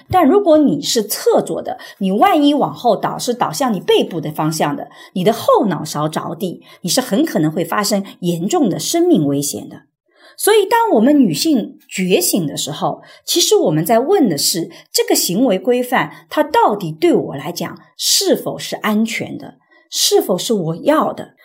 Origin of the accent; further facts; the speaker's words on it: Suzhou, Jiangsu, China; 我又出生在无疆苏州这样比较相对来讲还性别平等的地方